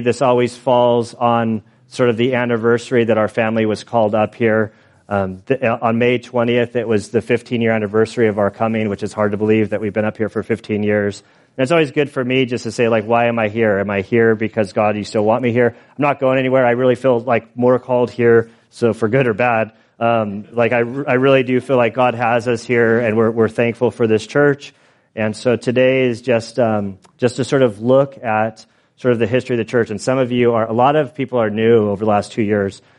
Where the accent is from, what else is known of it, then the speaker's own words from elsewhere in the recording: San Diego, California, United States; now in Valley Center, United States; I grew up kind of in San Diego.